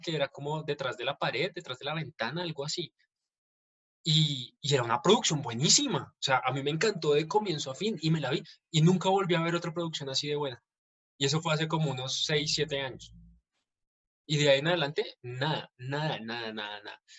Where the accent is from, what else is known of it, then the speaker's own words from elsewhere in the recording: Colombia; nosotros como colombianos